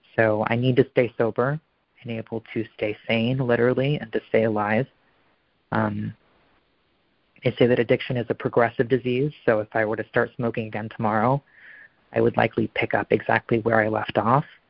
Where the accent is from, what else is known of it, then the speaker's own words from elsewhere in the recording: Portland, Oregon, United States; also born or lived in New York; I'm from Portland, Oregon